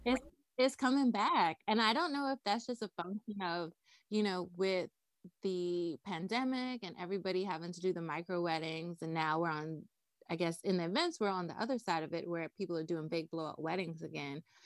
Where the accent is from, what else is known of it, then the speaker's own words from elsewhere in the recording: Nassau, New Providence, Bahamas; moved away as an adult; also born or lived in North Carolina; I was born and raised in Nassau, Bahamas